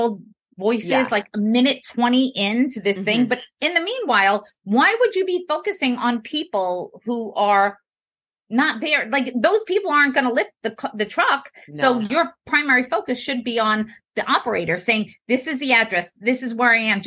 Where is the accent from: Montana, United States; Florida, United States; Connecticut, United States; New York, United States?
New York, United States; So I'm from New York. I tend to speak fast